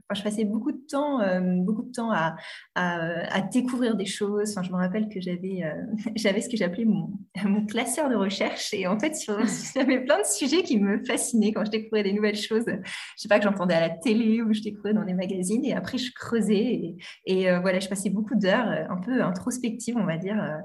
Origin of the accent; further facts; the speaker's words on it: Normandy, France; j'ai passé mon enfance en Normandie